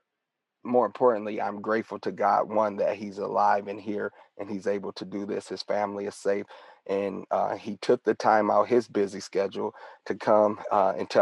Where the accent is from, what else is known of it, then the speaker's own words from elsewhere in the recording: Detroit, Michigan, United States; we grew up together, a childhood friend, and born and raised in Detroit, Michigan